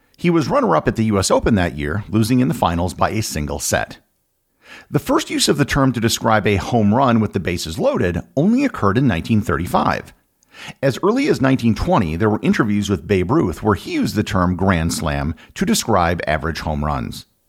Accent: United States; accent: American; my American accent

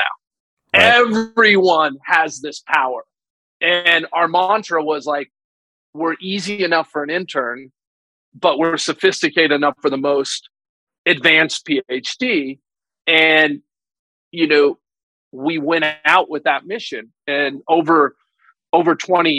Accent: Utah, United States; I grew up in Utah

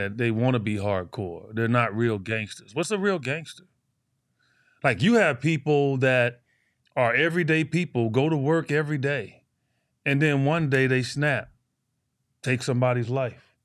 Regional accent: Chicago, Illinois, United States; I grew up Chicago, Illinois, inner city. I grew up in Cabrini Green.

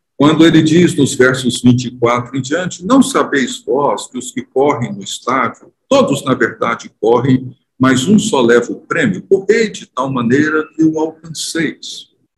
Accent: Brazil; nós somos brasileiros, cidadãos brasileiros

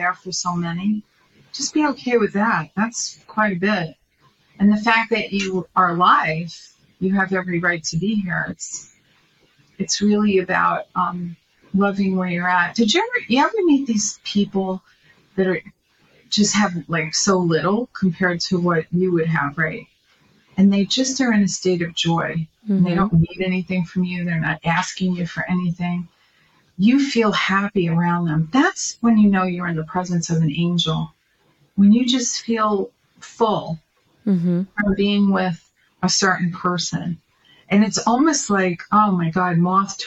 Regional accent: New York, United States; now in California, United States; when I was growing up in New York

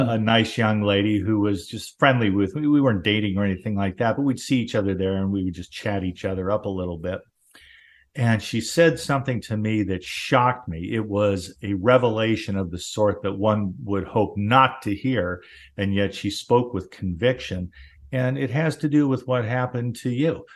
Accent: Southern California, United States; born or raised there

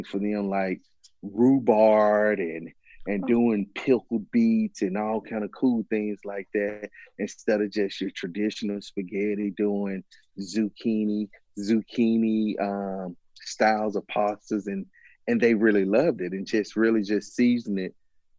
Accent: Mississippi, United States; I'm originally from Mississippi

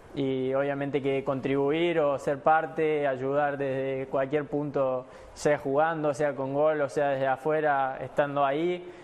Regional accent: Argentina; somos los, argentinos

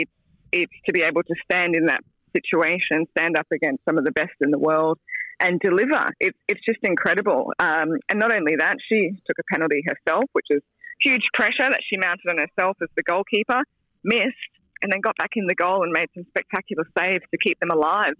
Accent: Australia; As an Aussie

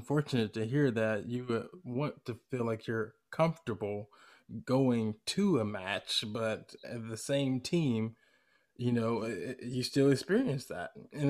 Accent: Decatur, Georgia, United States; also born or lived in Atlanta, Georgia; now in East Bay, California, United States; I'm from Georgia, Atlanta, Georgia, grew up in Decatur. And I moved out here, unfortunately, before Atlanta United got established.

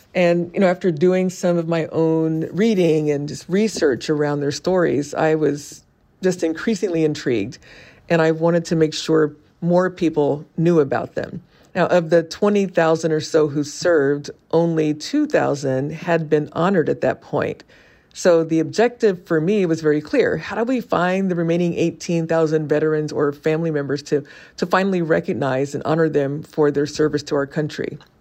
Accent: Indiana, United States; moved away; my hometown in Indiana

